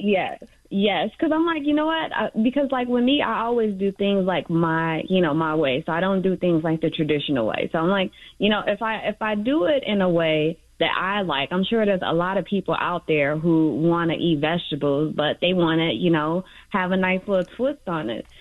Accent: Chicago, Illinois, United States; I'm from the Little Village um, community

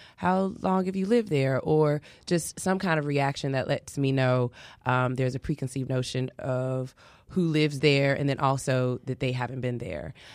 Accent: Chicago, Illinois, United States; I grew up in Inglewood

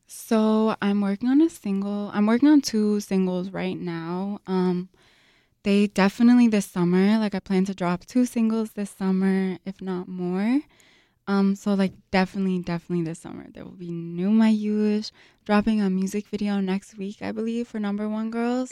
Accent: Chicago, Illinois, United States; I was born and raised here in Chicago to Lebanese immigrants

